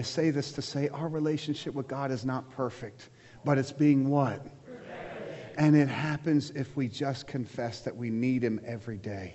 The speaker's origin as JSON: {"language": "English", "country": "United States", "said": "I'm American, I'm a Christ follower."}